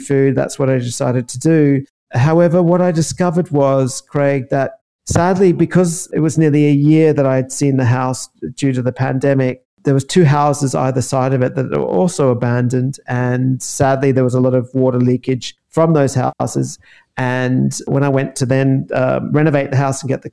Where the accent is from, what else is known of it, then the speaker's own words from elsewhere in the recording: Queensland, Australia; moved away as an adult; also born or lived in London, United Kingdom; now in Italy; I'm from Queensland. I left many years ago, went backpacking really, 1998 it was.